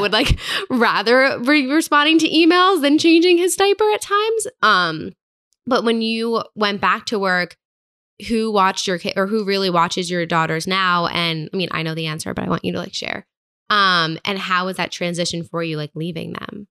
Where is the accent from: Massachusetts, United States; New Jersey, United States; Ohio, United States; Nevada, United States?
New Jersey, United States; Hillsborough; moved away as an adult; also born or lived in New York City; now in Hoboken, United States; I'm from New Jersey